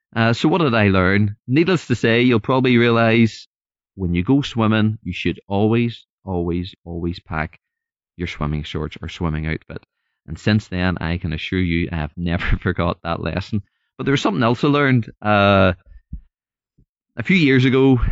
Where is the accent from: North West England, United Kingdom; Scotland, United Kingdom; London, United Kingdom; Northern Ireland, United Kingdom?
Northern Ireland, United Kingdom; I'm from Northern Ireland, so hopefully you can understand the accent